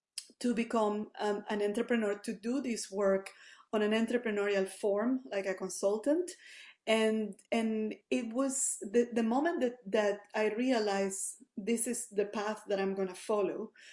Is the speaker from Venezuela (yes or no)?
yes; Venezuela; moved away as an adult; now in Canada; I'm originally from Venezuela, moved here in the early 2019.